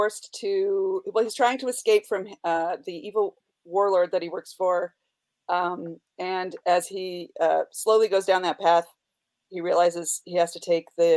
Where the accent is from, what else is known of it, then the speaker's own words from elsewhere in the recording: North Carolina, United States; I'm from North Carolina.